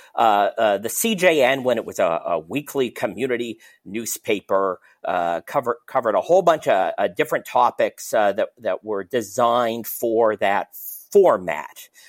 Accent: Toronto, Ontario, Canada; growing up in Toronto

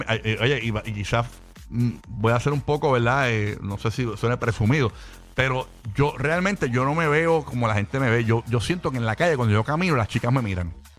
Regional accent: Fajardo, Puerto Rico; also born or lived in Chile; yo nací en Chile, pero me crié en Fajardo, Puerto Rico.

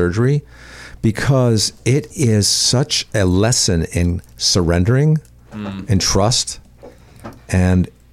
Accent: Bridgeport, Connecticut, United States; moved away; I grew up in Connecticut

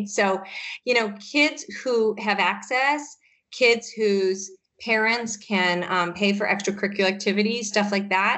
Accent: Michigan, United States; now in Massachusetts, United States; I grew up in Michigan

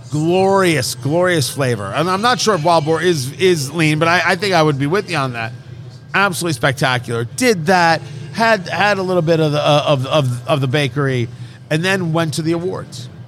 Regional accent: Michigan, United States; Oh, nothing good out of Michigan. Oh, I can't go there. It's, uh, it's my home state.

